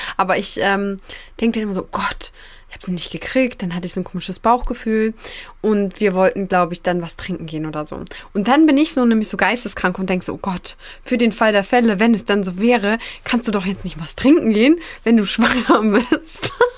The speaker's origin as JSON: {"language": "German", "region": "Northern Germany", "country": "Germany", "said": "bei uns im Norden"}